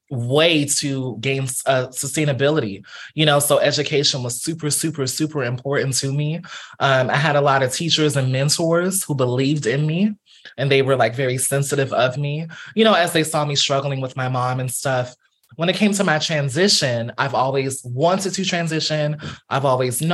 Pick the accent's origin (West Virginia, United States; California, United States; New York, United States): California, United States; Fresno; also born or lived in Pasadena, California; born and partially raised in Fresno, California. So I grew up in Fresno